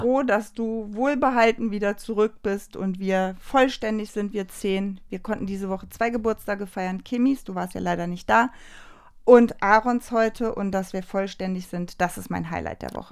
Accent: Leverkusen, North Rhine-Westphalia, Germany; also ich komme ja wie gesagt aus Leverkusen

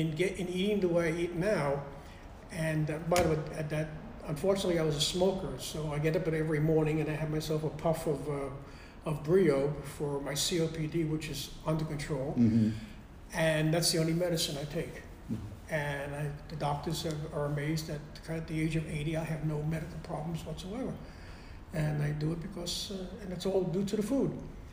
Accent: Brooklyn, New York, United States; also born or lived in Bayside; Well, my parents, they had this apartment in Brooklyn on Charlie Avenue. And my aunt lived right next door. We had another cousin living downstairs.

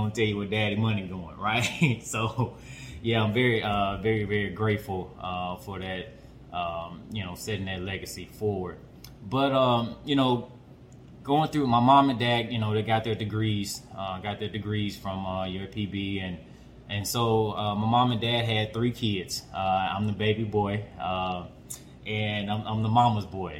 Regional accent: Pine Bluff, Arkansas, United States; accent: twang; I'm a very, very proud native of Arkansas. You know, representing the southern part of the USA. But I'm a represent a very special part of Arkansas, from Pine Bluff.

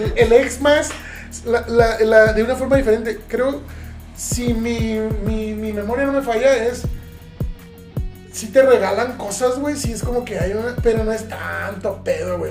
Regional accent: southern Mexico, Mexico; now in Ciudad Juárez, Mexico; el sur del país, de donde yo vengo

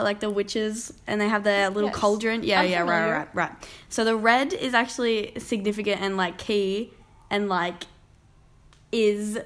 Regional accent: Yamba, New South Wales, Australia; moved away; What does Yamba mean to me? Okay, well, it's my hometown

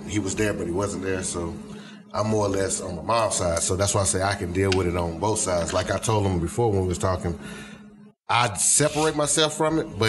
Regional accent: Greensboro, North Carolina, United States; because I'm from the Greensboro area. That's where my daddy's side and all that's up that way.

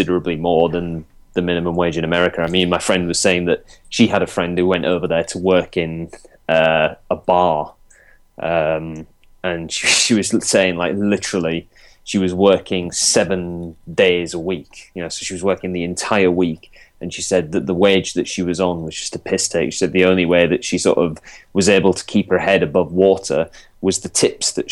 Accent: Yorkshire and the Humber, United Kingdom; as a Yorkshireman

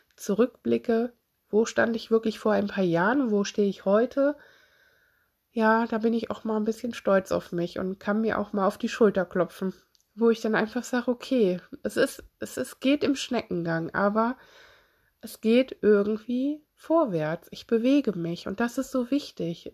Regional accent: Solingen, North Rhine-Westphalia, Germany; ich komme selber aus Solingen.

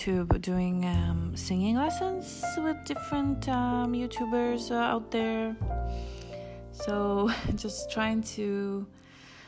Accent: Israel; moved away; I grew up in Israel

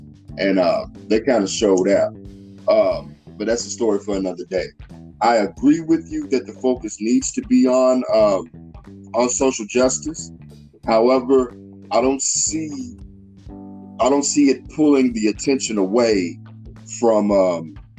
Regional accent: Louisville, Kentucky, United States; my hometown, your hometown too, Louisville, Kentucky

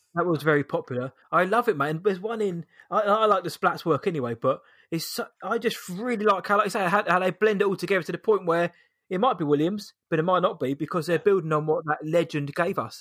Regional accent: England, United Kingdom; we're British, we're English, we're British

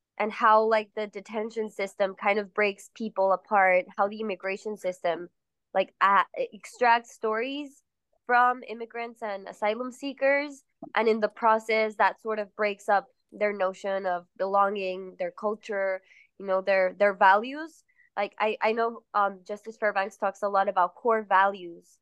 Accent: Mexico City, Mexico; also born or lived in Queens, New York; now in New York, United States; I'm from Mexico City. I grew up there.

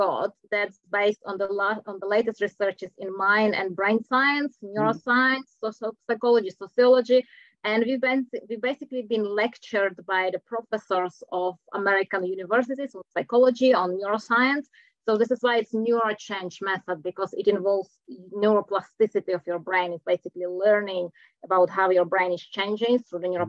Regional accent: Czechia; English is a second language; moved away as an adult; now in New Zealand; originally I'm from Czech Republic, but I've been living in New Zealand for the last 16 years.

